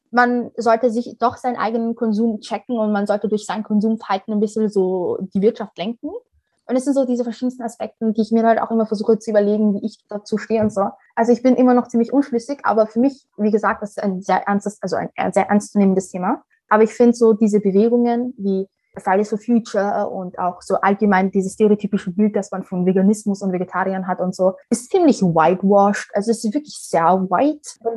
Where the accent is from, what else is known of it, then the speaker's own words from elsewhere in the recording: Somalia; ich komme aus Somalien und da dementsprechend habe ich schon einen ganz anderen Zugang zu Klima per se.